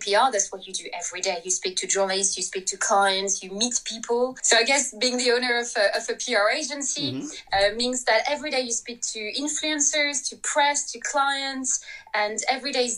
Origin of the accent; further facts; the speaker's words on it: France; English is a second language; moved away as an adult; now in London, United Kingdom; I'm very French